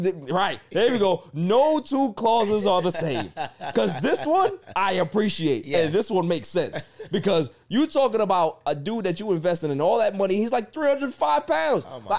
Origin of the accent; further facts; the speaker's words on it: Jamaica; because I'm Jamaican